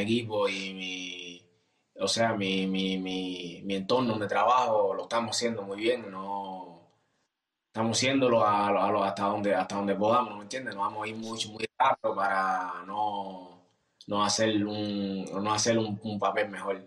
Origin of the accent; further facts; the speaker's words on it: Cuba; now in Germany; como cubanos